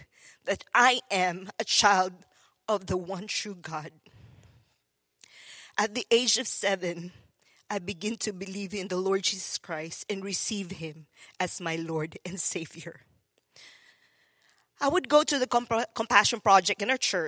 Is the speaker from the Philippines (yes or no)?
yes; Philippines; moved away; growing up in the Philippines, it was so difficult